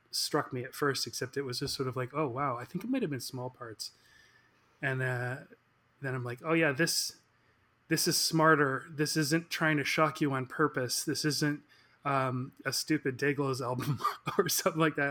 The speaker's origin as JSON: {"language": "English", "town": "Victoria", "region": "British Columbia", "country": "Canada", "tie": "born or raised there", "moved": "as an adult", "lives_now": "Vancouver, Canada", "said": "I am from Victoria, British Columbia, and uh, moved to Vancouver about uh, 20 years ago"}